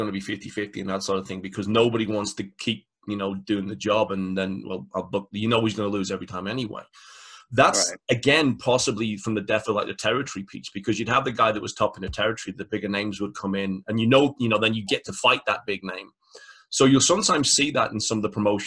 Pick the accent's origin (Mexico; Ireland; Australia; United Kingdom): United Kingdom; the UK people – we grew up on the World of Sport product